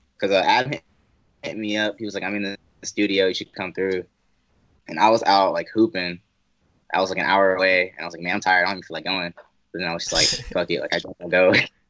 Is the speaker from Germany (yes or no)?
yes; Germany; now in Columbus, United States; No, I'm actually from Germany.